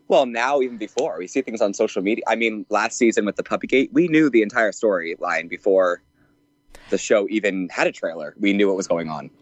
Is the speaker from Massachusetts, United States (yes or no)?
yes; Massachusetts, United States; born or raised there